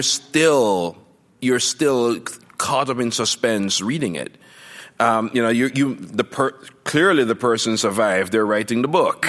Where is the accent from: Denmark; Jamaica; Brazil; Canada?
Jamaica; moved away as an adult; now in United States; growing up in Jamaica